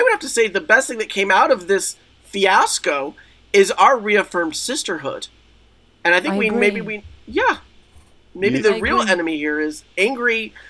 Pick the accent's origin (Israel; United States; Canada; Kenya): Israel; I grew up in Israel. And I was in the Israeli military and they called me ….